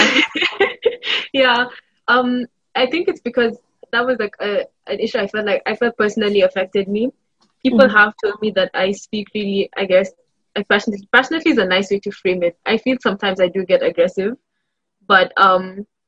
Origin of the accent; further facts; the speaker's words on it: Kenya; now in Hong Kong; I'm from Kenya, and I'm a second year student at LBC with Fanny and Elena